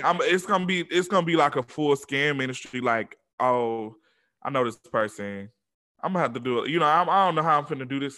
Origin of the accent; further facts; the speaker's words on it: Atlanta, Georgia, United States; I'm from Atlanta